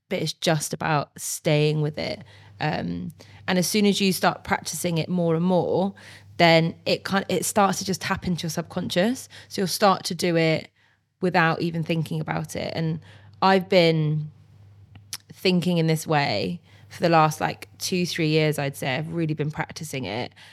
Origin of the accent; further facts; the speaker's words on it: Bristol, South West England, United Kingdom; I'm from Bristol and we do love a good party